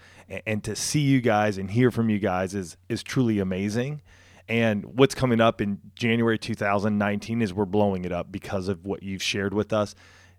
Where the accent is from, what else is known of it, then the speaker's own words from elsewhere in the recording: California, United States; I grew up right outside of Riverside.